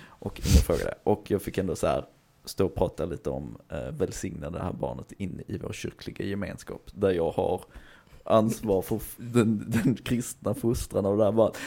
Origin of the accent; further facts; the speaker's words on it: Hör, Skåne, Sweden; jag är uppväxt i Hör och närmsta simhall var i Eslöv